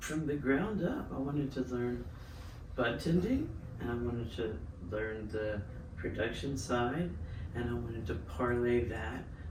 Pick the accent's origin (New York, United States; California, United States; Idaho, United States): California, United States; San Diego; moved away; California. Okay, what part? San Diego